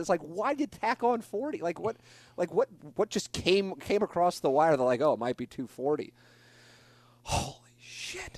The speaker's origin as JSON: {"language": "English", "town": "St. Louis", "region": "Missouri", "country": "United States", "tie": "born or raised there", "said": "I got to work in my hometown market for twenty years."}